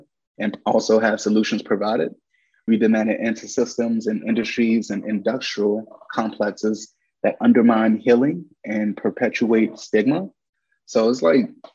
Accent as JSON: {"language": "English", "town": "Washington", "region": "District of Columbia", "country": "United States", "said": "I'm from Washington, D.C."}